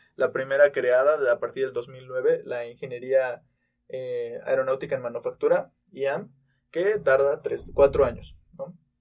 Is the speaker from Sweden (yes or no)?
no; Tulancingo, Hidalgo, Mexico; now in Querétaro, Mexico; yo también vengo de Tulancingo Hidalgo